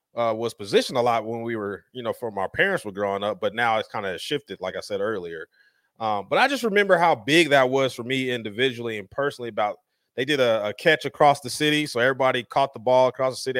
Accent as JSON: {"language": "English", "town": "Denver", "region": "Colorado", "country": "United States", "tie": "born or raised there", "moved": "yes", "lives_now": "Las Vegas, United States", "said": "I grew up in Denver, Colorado"}